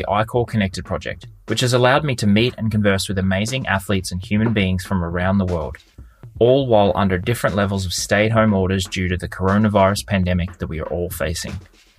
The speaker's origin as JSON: {"language": "English", "country": "Australia", "tie": "born or raised there", "said": "As a kid growing up in Australia, triathlon was practically a national sport, and the athletes racing at the time were household names."}